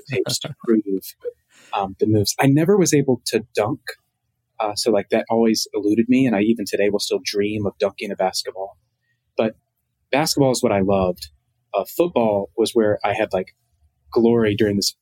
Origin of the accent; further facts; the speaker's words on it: Martinsville, Virginia, United States; I'm from a small town called Martinsville, Virginia.